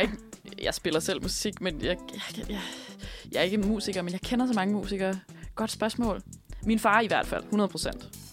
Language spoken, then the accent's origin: Danish; Bure Sø, Capital Region of Denmark, Denmark; Jeg er fra Buresø, som er nabobyen, byen til Slagslunde